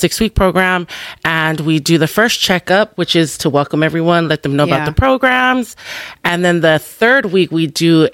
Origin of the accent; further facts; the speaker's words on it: Long Beach, California, United States; born and raised in Long Beach, California